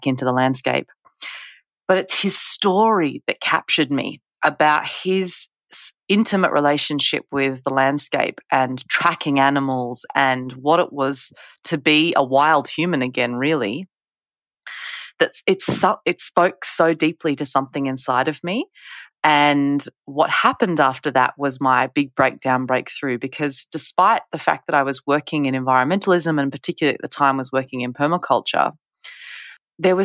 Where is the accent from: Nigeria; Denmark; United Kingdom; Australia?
Australia; Western Australia; when I was a kid myself growing up in Western Australia.